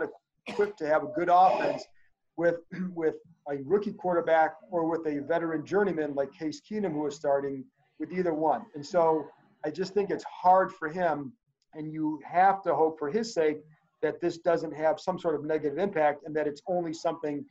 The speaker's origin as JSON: {"language": "English", "town": "Cleveland", "region": "Ohio", "country": "United States", "tie": "born or raised there", "moved": "yes", "said": "I grew up in Cleveland"}